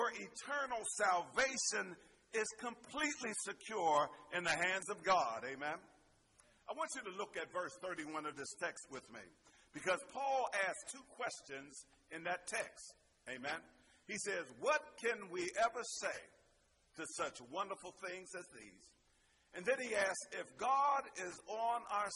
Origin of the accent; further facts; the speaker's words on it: Pittsburgh, Pennsylvania, United States; Growing up in Pittsburgh